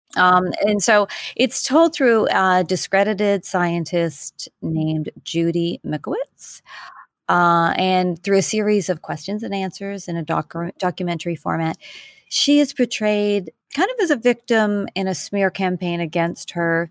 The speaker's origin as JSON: {"language": "English", "country": "Canada", "moved": "yes", "lives_now": "New York City, United States", "said": "I am a Canadian living in New York City."}